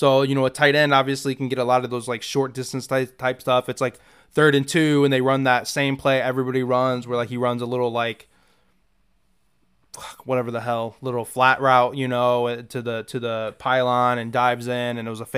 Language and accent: English; Indiana, United States; growing up in Indiana